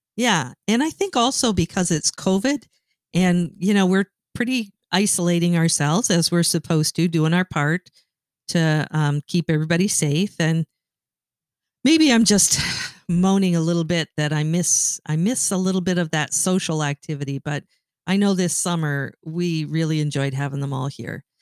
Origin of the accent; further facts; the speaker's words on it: Canada; moved away as an adult; now in Michigan, United States; I grew up in Canada and moved to Michigan when you and I got married